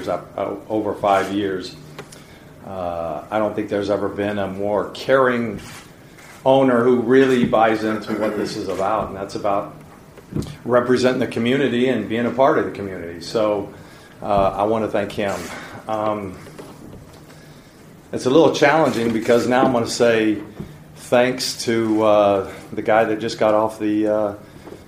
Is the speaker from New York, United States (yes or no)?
no; Indiana, United States; also born or lived in Lawrence, Indiana / Noblesville, Indiana; I'm an Indiana boy. I partly grew up in Lawrence. Then I moved to Noblesville, Indiana, and I learned basketball